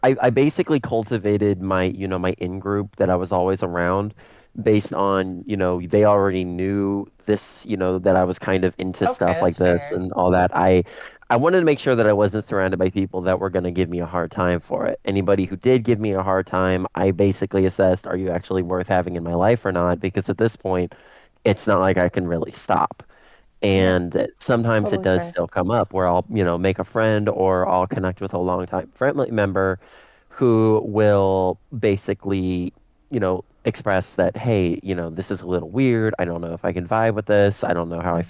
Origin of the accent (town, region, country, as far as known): United States